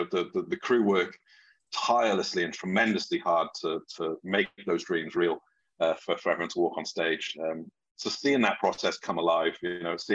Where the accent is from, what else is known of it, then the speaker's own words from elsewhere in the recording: Wales, United Kingdom; I'm originally from Wales in the UK. And I was very fortunate that the high school I went to had a really good drama school